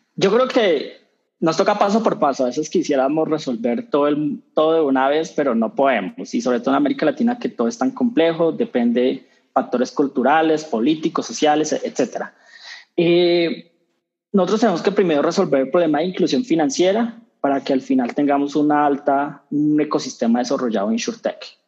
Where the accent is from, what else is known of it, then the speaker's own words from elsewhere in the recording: Colombia; colombianos cambiamos